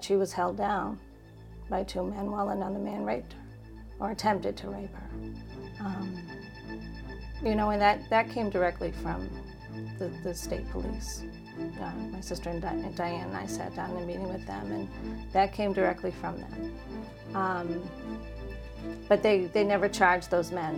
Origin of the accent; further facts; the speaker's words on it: Bellingham, Massachusetts, United States; I love living in Bellingham. This is my hometown